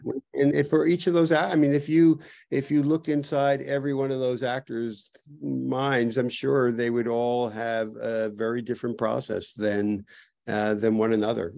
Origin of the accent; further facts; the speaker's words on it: New Jersey, United States; moved away; also born or lived in New York; I grew up in New Jersey and came to New York